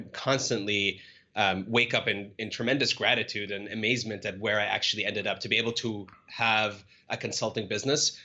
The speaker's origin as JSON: {"language": "English", "town": "Cairo", "region": "Cairo Governorate", "country": "Egypt", "tie": "born or raised there", "moved": "as an adult", "lives_now": "United States", "said": "I was born and raised in Cairo and grew up there for the majority of my life"}